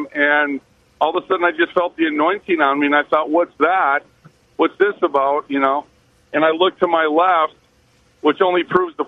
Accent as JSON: {"language": "English", "country": "United States", "said": "I'm an American"}